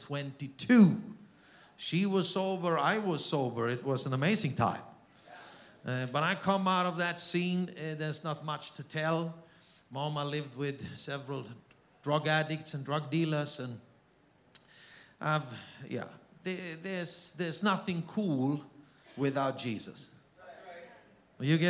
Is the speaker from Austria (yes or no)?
yes; Austria; accent: Austrian German; first language Austrian German; English is a second language; moved away; My mother tongue is Austrian German.